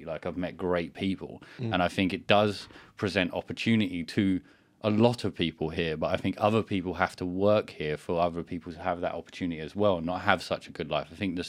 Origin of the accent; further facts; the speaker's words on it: London, United Kingdom; I think growing up in London, it's so multicultural that I don't feel that I'm any of this. I feel I'm more human. Yes, I talk in a language that is Britain because that's where I was born